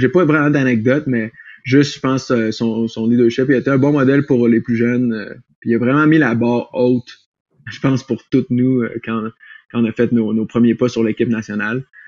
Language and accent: French; Quebec City, Quebec, Canada; moved away as an adult; now in Colorado, United States; je viens de Québec